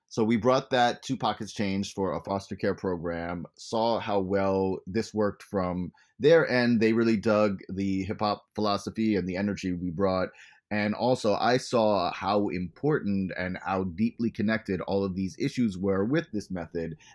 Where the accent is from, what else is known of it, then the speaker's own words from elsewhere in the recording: U.S. Virgin Islands; now in United States; I said I came from the Virgin Islands.